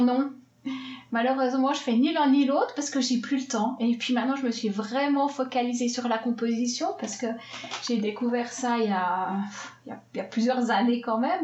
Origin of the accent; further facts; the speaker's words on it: Swiss Jura, Switzerland; now in Geneva, Switzerland; Je viens de Suisse. Alors, je viens du Jura suisse, mais depuis bientôt 20 ans maintenant, j'habite à Genève.